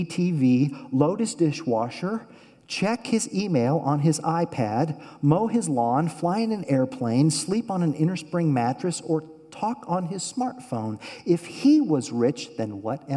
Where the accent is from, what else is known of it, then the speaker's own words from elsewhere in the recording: Oklahoma, United States; I'm from Oklahoma